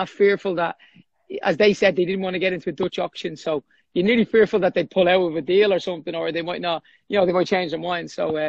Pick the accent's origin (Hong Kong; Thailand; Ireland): Ireland; Dublin, Leinster; I grew up in Baldoyle in North Dublin.